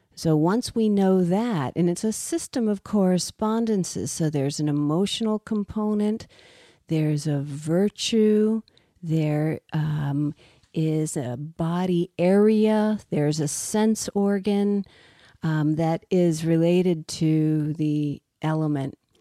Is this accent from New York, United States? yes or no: no; Richmond, Virginia, United States; I grew up in Richmond, Virginia